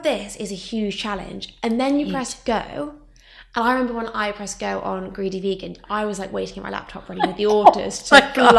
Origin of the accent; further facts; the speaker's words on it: Somerset, South West England, United Kingdom; now in London, United Kingdom; I'm from Somerset originally.